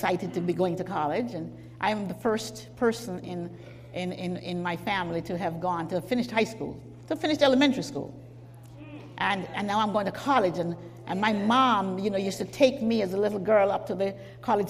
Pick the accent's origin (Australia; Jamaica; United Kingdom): Jamaica; I was born in Jamaica